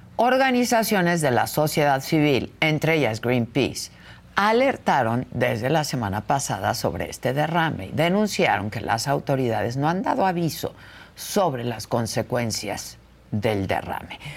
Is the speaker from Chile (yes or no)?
no; Mexico; como mexicanos